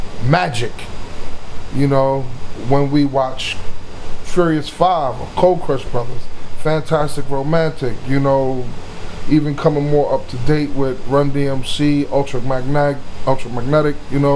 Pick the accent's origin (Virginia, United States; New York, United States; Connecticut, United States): New York, United States; New York City; moved away; also born or lived in Long Island; I'm originally from Brooklyn.